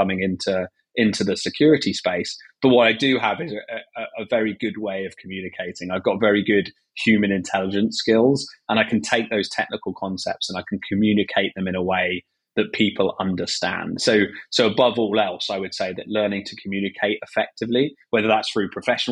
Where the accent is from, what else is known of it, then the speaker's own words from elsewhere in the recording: England, United Kingdom; as a British guy